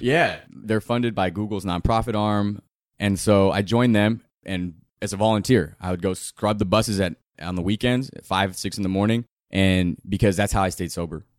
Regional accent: Southern California, United States; also born or lived in Indio, California; I grew up in Southern California and, uh, I was born in a town called Indio in Coachella Valley where it's hot as hell.

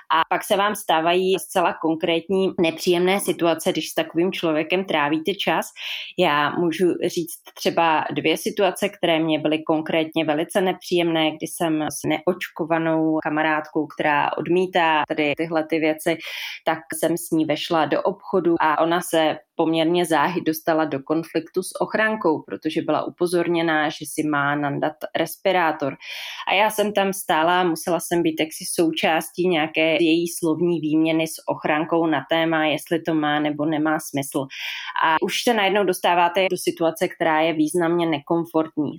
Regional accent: Písek, South Bohemian Region, Czechia; now in Prague, Czech Republic; Pocházím z Písku, ale už dlouhé roky žiju v Praze

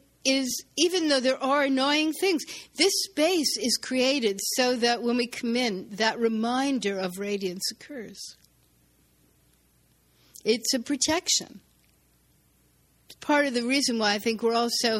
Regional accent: New York City, New York, United States; I was born in Brooklyn

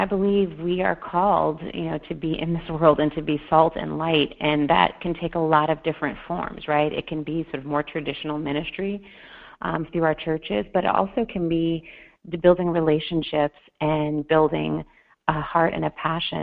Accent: Detroit, Michigan, United States; I grew up in Detroit, Michigan

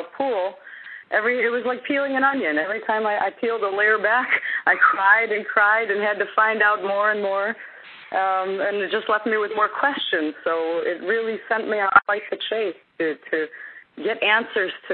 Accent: Chicago, Illinois, United States; I'm from Chicago

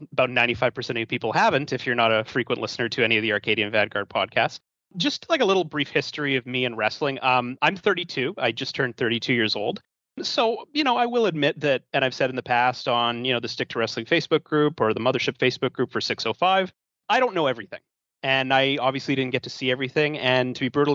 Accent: Canada; I'm from Canada

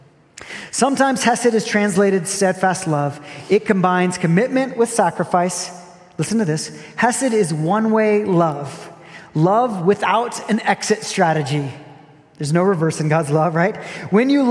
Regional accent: Brazil; moved away; I grew up in Brazil

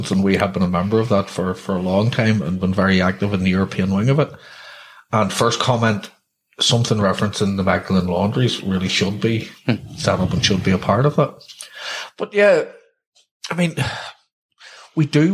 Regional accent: the North, Northern Ireland, United Kingdom; a Republican growing up in the North

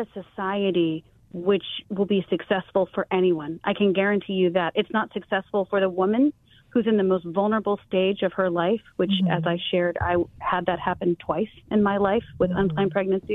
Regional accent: Taiwan; now in United States; growing up in Taiwan

